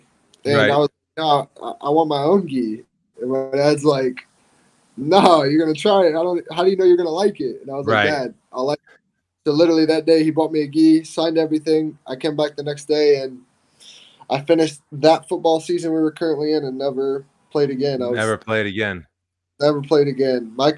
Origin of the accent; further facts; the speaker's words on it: South Carolina, United States; So I was born right outside of Parris Island in South Carolina. And we bounced back and forth between North Carolina and South Carolina, between Camp Lejeune and Parris Island a lot.